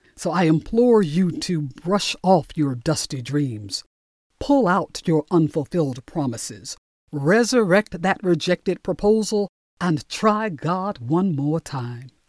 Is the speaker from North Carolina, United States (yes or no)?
no; Newark, New Jersey, United States; Growing up in Newark, New Jersey